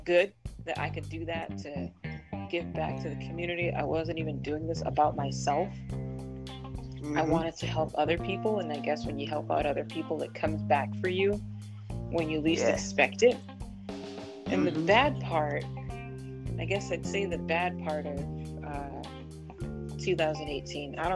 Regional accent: Massachusetts, United States; I grew up in Massachusetts.

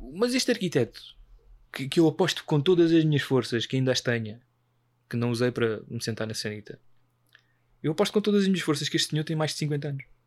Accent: Portugal

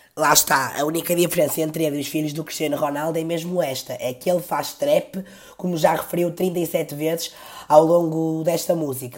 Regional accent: Porto, Norte, Portugal; eu também nasci no Porto, no Hospital do Terço, e não digo Bila

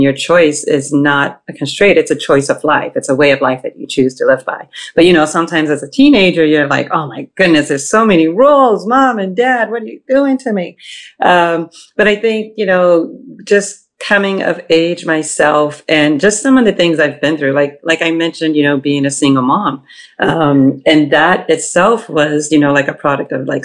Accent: Boston, Massachusetts, United States; also born or lived in Ohio; now in New York, United States; I was born in Ohio, grew up in Boston. I live in New York now

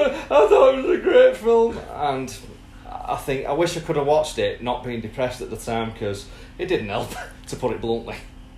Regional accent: St Helens, North West England, United Kingdom; I am from God's country, also known as St. Helens.

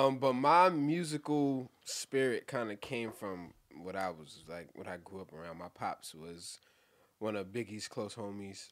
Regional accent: New York City, New York, United States; I'm from Brooklyn

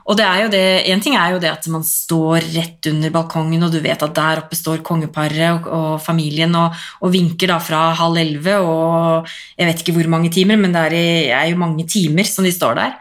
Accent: Drammen, Buskerud, Norway; jeg er fra Konnerud, mm. og det ligger jo så mye høyere enn Drammen

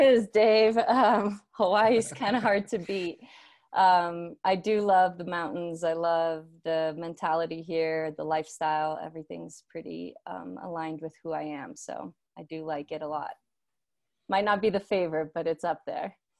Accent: Brazil; moved away; I, uh, was born and raised in Brazil

